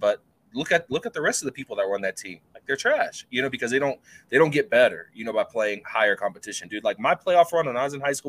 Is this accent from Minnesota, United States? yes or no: no; Texas, United States; now in Colorado, United States; Like here in Colorado, like growing up in Texas